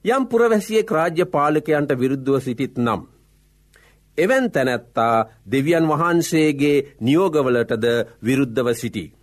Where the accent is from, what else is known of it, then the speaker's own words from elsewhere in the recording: Sri Lanka; අප උපන් රට අපි මැරෙන රට ශ්‍රී ලංකාවයි.